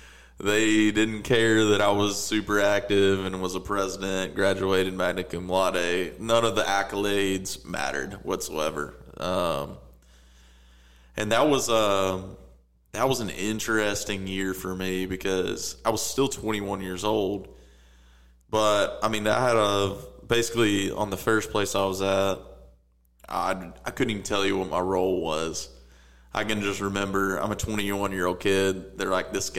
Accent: Little Rock, Arkansas, United States; born or raised there

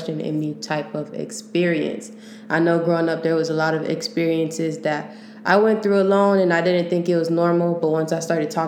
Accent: Long Beach, California, United States; now in San Francisco Bay Area, United States; I'm originally from Long Beach, but I moved down to the Bay for a little

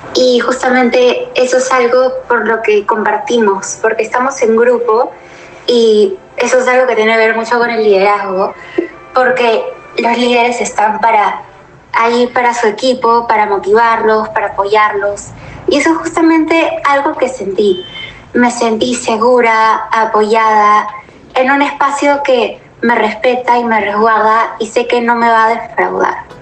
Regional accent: Lima, Peru; soy de Lima, Perú

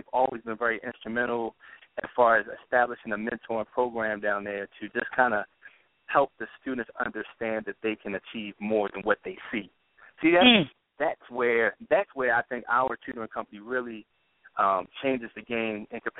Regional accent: Baltimore, Maryland, United States; Born and raised in Baltimore

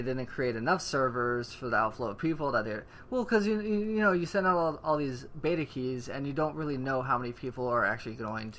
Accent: the South, United States; now in California, United States; Remember, we're from the South. It's the whole California mentality that we still don't understand.

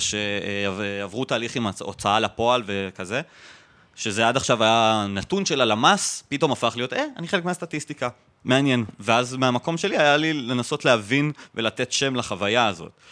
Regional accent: Jerusalem, Jerusalem District, Israel; אני גדלתי במזרח ירושלים

